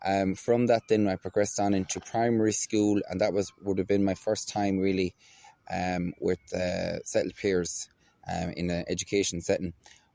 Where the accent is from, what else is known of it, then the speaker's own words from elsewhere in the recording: Galway, Connacht, Ireland; I'm an Irish traveller. I was born in Galway City, and I was born and raised really in the shadow of NUI Galway.